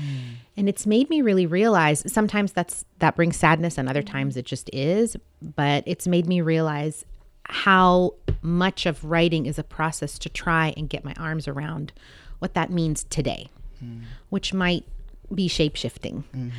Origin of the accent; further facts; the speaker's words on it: Saudi Arabia; also born or lived in Seattle, United States; So I was born in Seattle, but my parents are from other countries. Mm. And then a large part of my childhood was spent in a third country, Saudi Arabia.